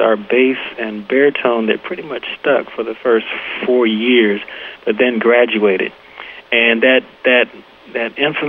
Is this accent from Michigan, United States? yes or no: no; Buffalo, New York, United States; we grew up together in Buffalo, New York.